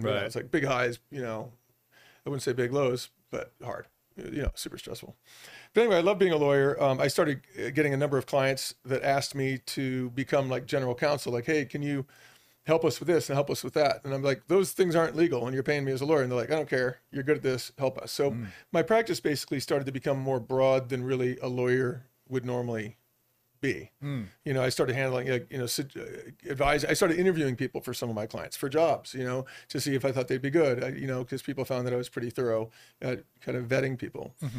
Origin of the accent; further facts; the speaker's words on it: Boulder, Colorado, United States; also born or lived in Newport, Rhode Island / Los Angeles; I grew up born in Newport, Rhode Island, but moved to Colorado when I was pretty young. Grew up in Boulder, Colorado, went to school, even went to CU.